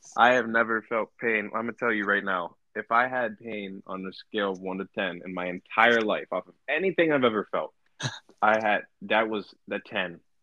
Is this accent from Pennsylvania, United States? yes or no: yes; Beaver Falls, Pennsylvania, United States; also born or lived in Chippewa / Blackhawk; I was originally from Beaver Falls